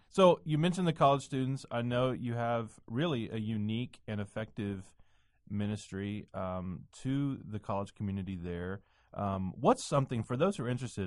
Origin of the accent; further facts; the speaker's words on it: the South, United States; moved away as an adult; also born or lived in Nashville / New England / Midwest; I grew up in the South